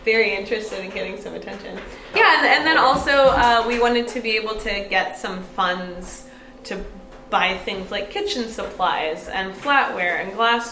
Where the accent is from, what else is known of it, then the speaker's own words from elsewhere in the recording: Fort Bragg, California, United States; moved away as an adult; also born or lived in San Francisco; I'm from Fort Bragg